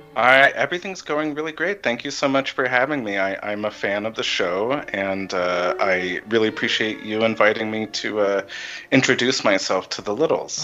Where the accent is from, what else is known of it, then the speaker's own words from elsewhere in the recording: Ridgefield, Connecticut, United States; moved away as an adult; also born or lived in Houston, Texas / Dallas, Texas; now in Michigan, United States; I was born in Houston, Texas, and we moved to Dallas when I was three years old, and then when I was eight or nine, we moved to Connecticut.